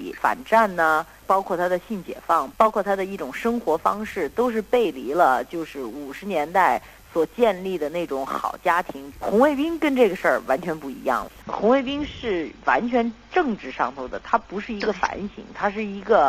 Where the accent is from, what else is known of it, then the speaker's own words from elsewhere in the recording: United States; 作为我们在七十年代美国长大的孩子的话呢，都会有一点这种嬉皮的因素在里头。